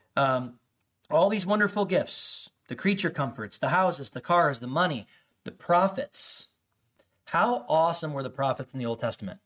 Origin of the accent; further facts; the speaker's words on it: Chicago suburbs, Illinois, United States; I grew up in the Chicago suburbs